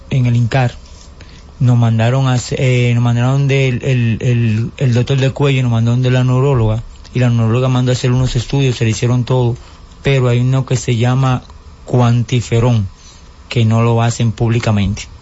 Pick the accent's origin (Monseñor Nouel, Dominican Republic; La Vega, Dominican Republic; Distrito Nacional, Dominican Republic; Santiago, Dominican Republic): Distrito Nacional, Dominican Republic; San Isidro; …, vengo de San Isidro.